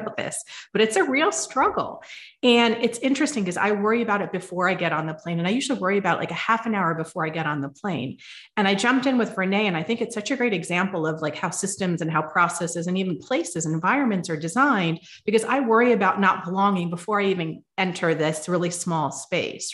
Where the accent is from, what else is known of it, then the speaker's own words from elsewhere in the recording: United States; I was born and raised in the United States